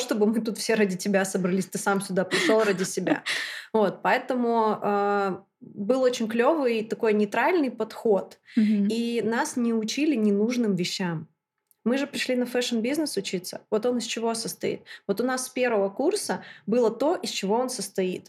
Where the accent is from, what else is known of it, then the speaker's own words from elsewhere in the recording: Chelyabinsk, Chelyabinsk Oblast, Russia; also born or lived in London; Я из Челябинска приехала 10 дней назад.